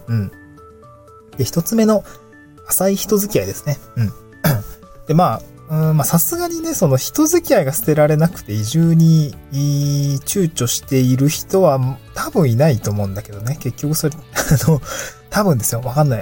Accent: Niigata, Japan; moved away as an adult; also born or lived in Aomori / Tokyo; now in Awaji Island, Japan; 出身が新潟県なんですけど、で、新潟のまあ高校を卒業して

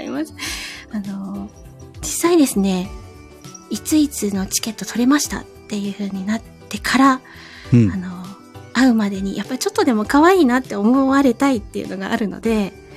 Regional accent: Kyushu, Japan; 地元が九州なんですけど

